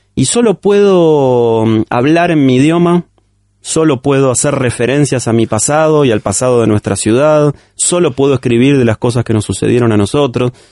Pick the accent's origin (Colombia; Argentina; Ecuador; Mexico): Argentina; como todo argentino